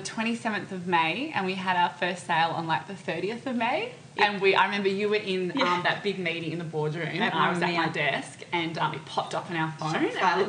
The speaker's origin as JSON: {"language": "English", "country": "Australia", "said": "we're two girls from Australia."}